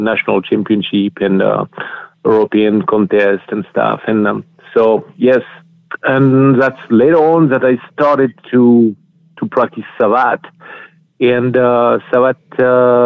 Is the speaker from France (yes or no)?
yes; France; accent: French; English is a second language; moved away as an adult; also born or lived in United States; now in California, United States; I'm coming from France. I moved here and I was 33 years old.